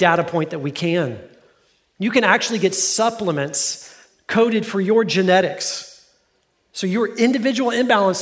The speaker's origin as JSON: {"language": "English", "town": "Fort Worth", "region": "Texas", "country": "United States", "tie": "born or raised there", "said": "I grew up in Fort Worth. That's my hometown."}